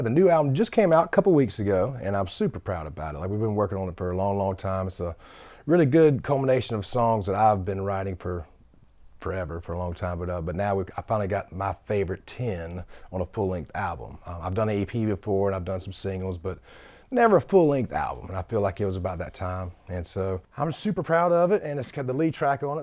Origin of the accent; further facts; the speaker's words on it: Sumter, South Carolina, United States; moved away as an adult; now in Nashville, United States; I wanted to shoot it back home in Sumter 'cause I just, there's authenticity of it. And so we shot it back home in my hometown